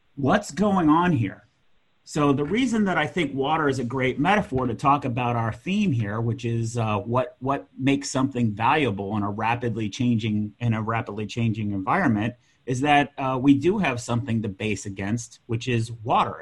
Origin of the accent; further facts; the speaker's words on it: United States; I'm American.